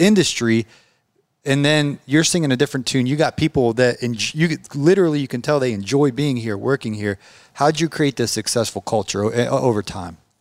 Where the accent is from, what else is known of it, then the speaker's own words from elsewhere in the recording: Georgia, United States; I'm from Georgia